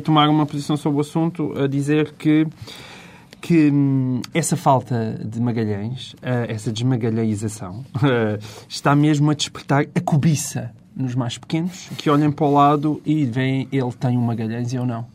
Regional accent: Portalegre, Alentejo, Portugal; moved away as an adult; now in Lisbon, Portugal; sou um homem de província. Eu nasci em Porto Alegre.

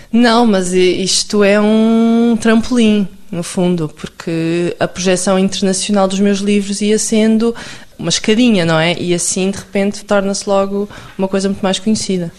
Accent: Lousã, Centro, Portugal; also born or lived in Coimbra / Aveiro; eu, nasci em Coimbra, mas depois cresci na Lousã, portanto, um meio ainda mais pequenininho

